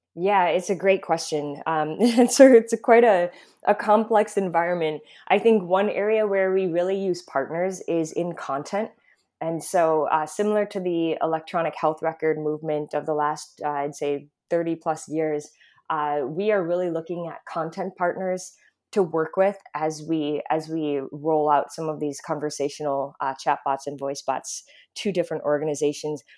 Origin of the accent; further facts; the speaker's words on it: Midwest, United States; also born or lived in Mid-Atlantic; now in California, United States; I'm born and raised in the Midwest